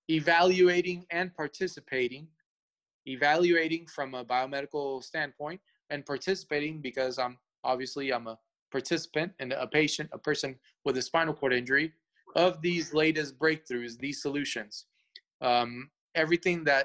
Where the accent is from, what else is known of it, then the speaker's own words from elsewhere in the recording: Atlanta, Georgia, United States; English is a second language; moved away as an adult; also born or lived in Cuba; now in Los Angeles, United States; I'm originally from Atlanta, been all my life in Atlanta